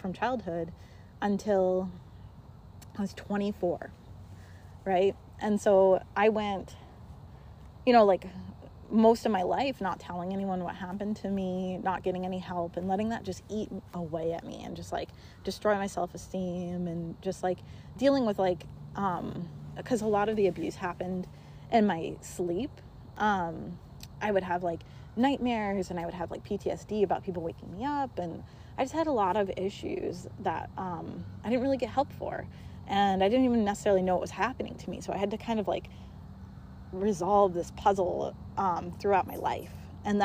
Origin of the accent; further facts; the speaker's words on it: Montana, United States; moved away; I grew up in Montana. I had a graduating class of, I think, like 17 people.